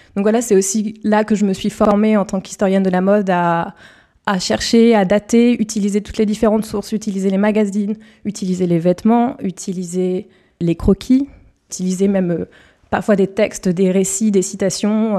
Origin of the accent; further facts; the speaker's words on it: north-east of Paris area, Île-de-France, France; Je suis originaire d'Île-de-France, euh, dans le nord-est parisien